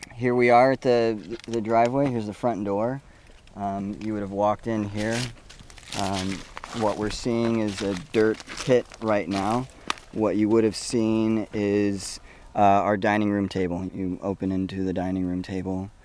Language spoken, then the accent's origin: English; Paradise, California, United States; I was born and raised in Paradise, California